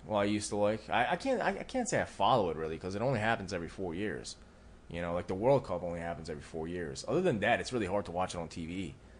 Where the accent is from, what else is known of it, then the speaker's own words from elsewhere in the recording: Philadelphia, Pennsylvania, United States; I'm from Philly